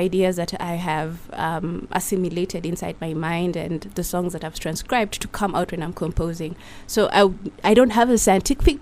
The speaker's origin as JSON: {"language": "English", "town": "Nakuru", "region": "Nakuru County", "country": "Kenya", "tie": "born or raised there", "said": "I was born and raised in Nakuru"}